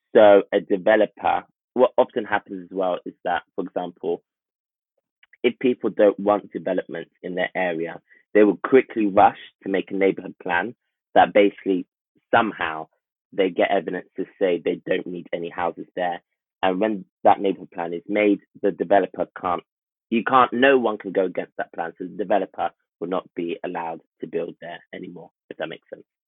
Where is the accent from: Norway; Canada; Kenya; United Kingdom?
United Kingdom; Enfield, London; I'm from Enfield, North London